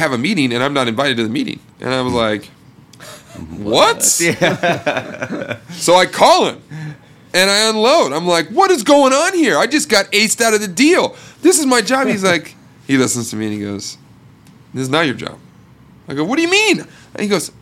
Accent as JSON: {"language": "English", "town": "Portland", "region": "Oregon", "country": "United States", "also_born_or_lived": "Seattle", "said": "I'm from Portland, Oregon, and I went to Oregon State"}